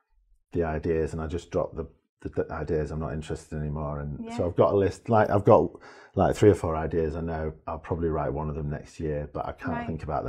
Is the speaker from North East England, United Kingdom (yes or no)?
no; Leeds, Yorkshire and the Humber, United Kingdom; I was born in Leeds and brought up in Leeds. It was quite confused. I was adopted and fostered and adopted early on. I had quite a complicated early-ish life.